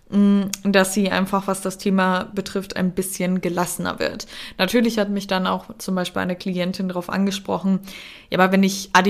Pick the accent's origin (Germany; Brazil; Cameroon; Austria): Austria; Ich bin ja in Österreich geboren und teilweise auch aufgewachsen.